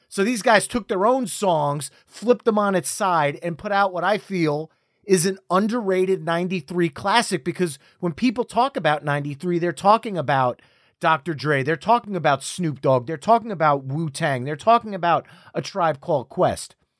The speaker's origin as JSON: {"language": "English", "region": "New Jersey", "country": "United States", "said": "We're both from New Jersey"}